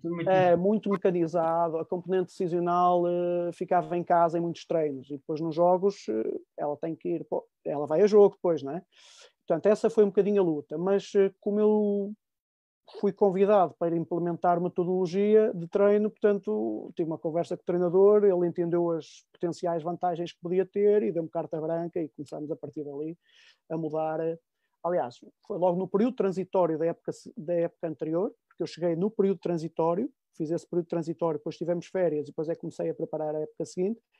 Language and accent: Portuguese; Barcelos, Norte, Portugal; moved away as an adult; also born or lived in Finland; Eu, eu sou minhoto, sou do Conselho de Barcelos, de uma, de uma aldeiazinha de Barcelos